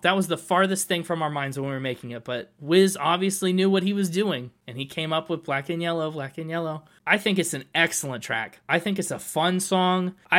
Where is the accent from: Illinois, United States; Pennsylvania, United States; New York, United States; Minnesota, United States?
Pennsylvania, United States; Pittsburgh; It's about civic pride, too. I'm from Pittsburgh. That's what made me get the black and yellow Challenger.